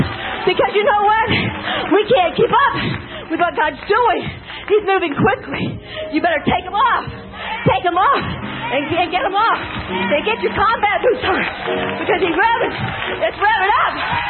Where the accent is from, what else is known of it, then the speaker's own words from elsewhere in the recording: England, United Kingdom; I'm English too.